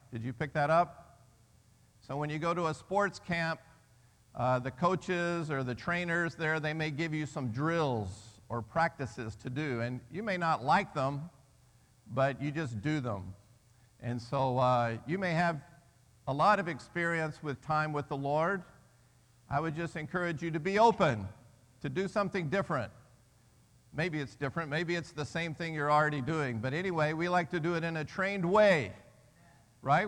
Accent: Birmingham, Alabama, United States; I'm from Birmingham, Alabama

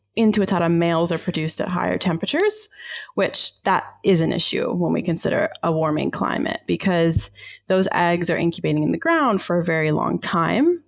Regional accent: Georgia, United States; moved away as an adult; also born or lived in Ozarks; now in Wellington, New Zealand; I grew up down south in the southern US. I was born in the Ozarks and then raised um, in Georgia

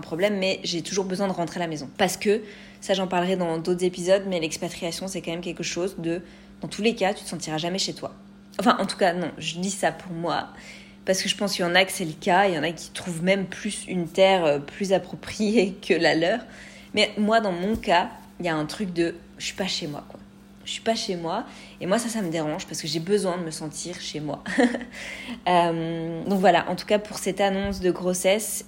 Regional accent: France; moved away as an adult; now in Canada; j'ai un, une connexion à ma terre natale qui est puissante

